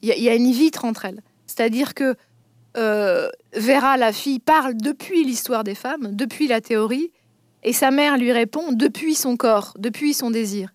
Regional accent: Vosges, Grand Est, France; je viens des Vosges, donc je peux tout à fait parler de la vie, des, de la vie en province aussi

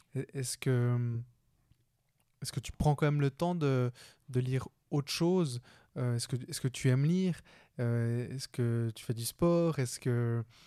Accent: Switzerland; on vit en Suisse. Euh, moi, je suis né en Suisse. Premier de ma famille, je suis colombien. Premier de ma famille à être né en Suisse

